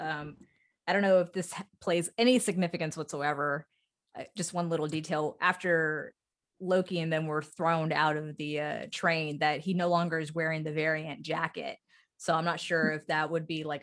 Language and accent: English; Texas, United States; I'm from Texas